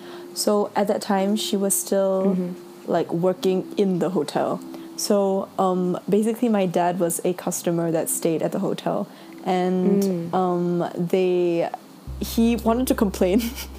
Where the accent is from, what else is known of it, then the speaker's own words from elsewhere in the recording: Singapore; born there; I was born in Singapore.